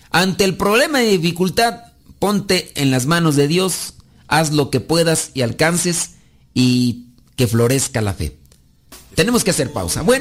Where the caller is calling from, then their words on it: Texas, United States; acá de Hueco, Texas.